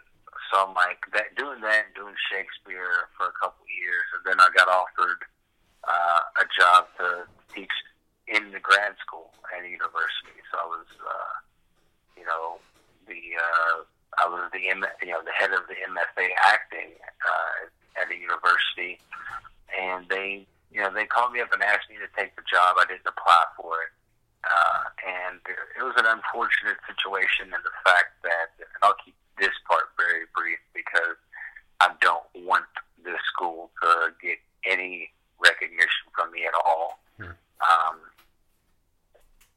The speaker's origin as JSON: {"language": "English", "town": "Louisville", "region": "Kentucky", "country": "United States", "tie": "born or raised there", "also_born_or_lived": "South Carolina", "moved": "as an adult", "lives_now": "Los Angeles, United States", "said": "I'm originally from Louisville, which is why I sound the way I sound"}